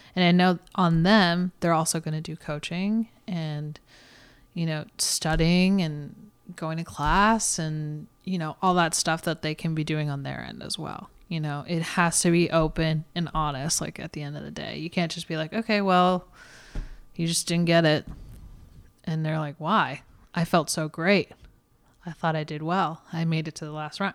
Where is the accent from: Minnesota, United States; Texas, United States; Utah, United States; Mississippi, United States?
Texas, United States; moved away; I grew up in Texas